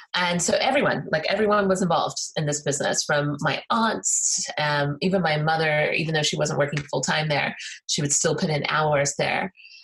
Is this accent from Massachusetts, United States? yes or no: no; Colorado, United States; also born or lived in Illinois / Alabama; I was born on the Air Force Base in Illinois, moved to Alabama, and then moved to Colorado.